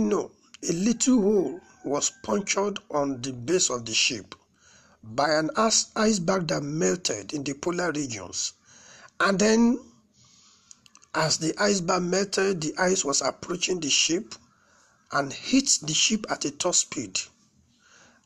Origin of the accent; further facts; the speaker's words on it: Nigeria; All the tribes in Nigeria, we are still studying, we are yet to fully understand one another